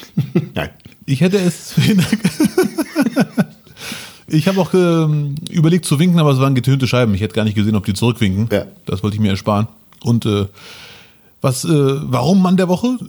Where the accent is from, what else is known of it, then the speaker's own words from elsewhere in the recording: Germany; ich, sehe mich eher als Deutscher mit Einwanderungsoptik